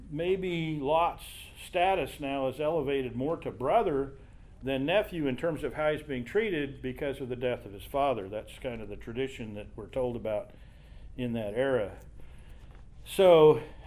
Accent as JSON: {"language": "English", "region": "Kansas River Valley", "country": "United States", "tie": "born or raised there", "said": "I grew up in the Kansas River Valley"}